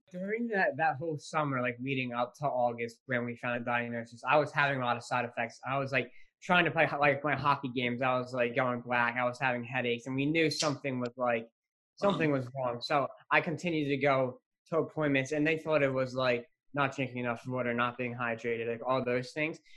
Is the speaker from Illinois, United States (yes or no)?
no; West Deptford, New Jersey, United States; I'm 15. I'm from West Deptford, New Jersey